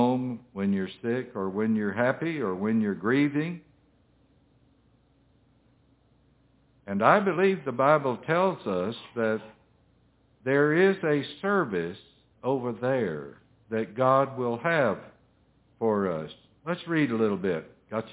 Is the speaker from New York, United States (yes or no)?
no; Middle Tennessee, United States; I'm from Tennessee, Middle Tennessee